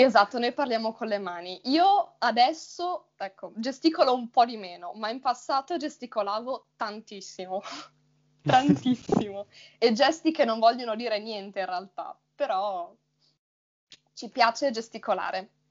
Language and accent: Italian; Friuli-Venezia Giulia, Italy; accent: neutral; io vengo dal Friuli, Venezia Giulia.